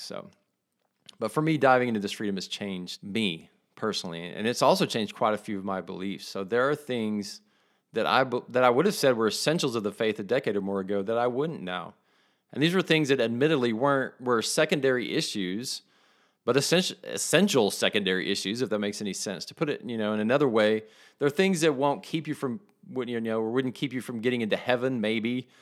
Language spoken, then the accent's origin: English; West Texas, United States; I call where I grew up in West Texas the belt buckle of the Bible Belt